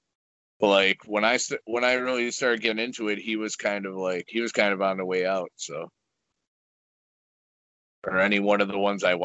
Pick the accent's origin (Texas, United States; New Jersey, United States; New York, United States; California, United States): New York, United States; Buffalo; I'm from Buffalo.